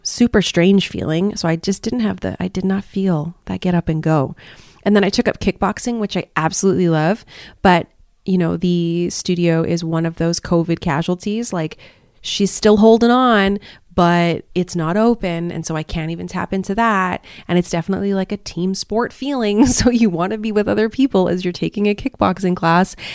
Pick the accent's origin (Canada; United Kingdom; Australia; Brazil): Canada; moved away as an adult; now in Malaysia; my home country of Canada